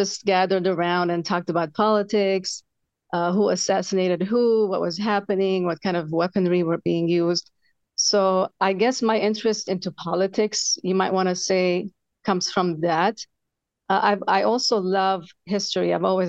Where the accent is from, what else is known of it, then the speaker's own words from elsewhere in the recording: Beirut, Beirut Governorate, Lebanon; also born or lived in Malatya, Turkey (ancestry); now in California, United States; I was born in Beirut, Lebanon. I was about 6 or 7 when the civil war started.